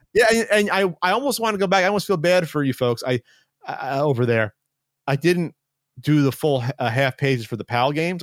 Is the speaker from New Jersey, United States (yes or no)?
yes; New Jersey, United States; moved away; We're both from Jersey